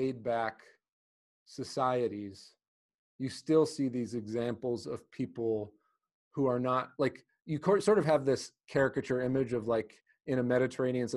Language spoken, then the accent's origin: English; United States; also born or lived in Greece; as an American, as someone who grew up in America and then spent time in Greece